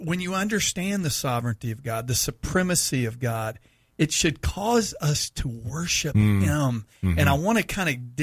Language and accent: English; Texas, United States; I'm a Texan